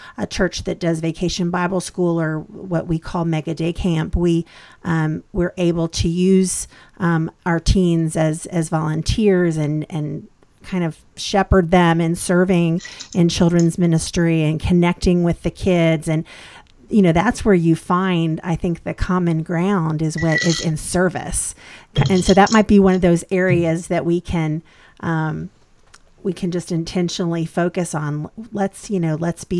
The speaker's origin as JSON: {"language": "English", "region": "Kentucky", "country": "United States", "tie": "born or raised there", "moved": "yes", "said": "the church where I grew up, I'm originally from Kentucky"}